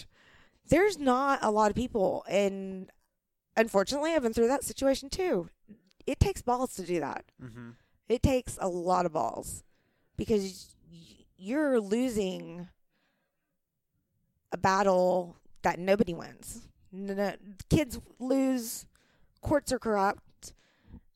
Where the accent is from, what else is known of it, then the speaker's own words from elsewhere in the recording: the Bible Belt, United States; I'm from a small town. I'm from the Bible Belt